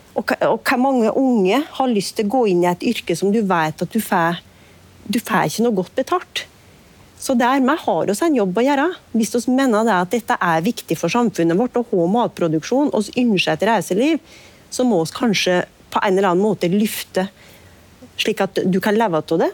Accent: Nord-Gudbrandsdalen, Innlandet, Norway; der jeg kommer fra

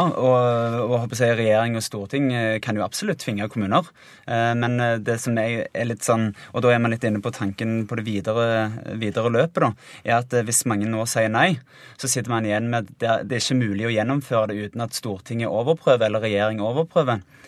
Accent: Finnøy, Rogaland, Norway; jeg kommer jo fra ei lita øy som heter Finnøy, en øykommune

